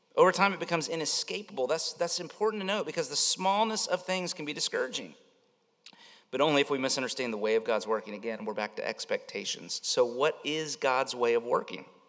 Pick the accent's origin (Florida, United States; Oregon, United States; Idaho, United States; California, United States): Florida, United States; Winter Haven; I lived, I grew up around Lake Eloise